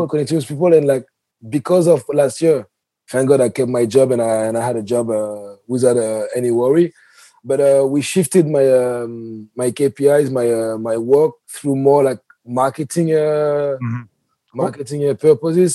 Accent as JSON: {"language": "English", "town": "Paris", "region": "Île-de-France", "country": "France", "moved": "as an adult", "lives_now": "New York, United States", "said": "I come from Europe and Paris especially, so we have like the culture of terraces."}